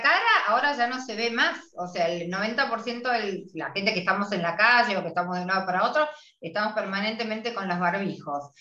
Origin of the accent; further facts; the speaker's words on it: Argentina; somos las argentinas